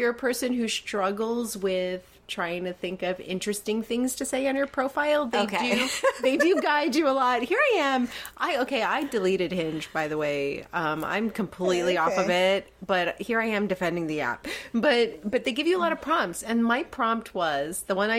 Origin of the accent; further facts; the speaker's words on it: New York, United States; As a New Yorker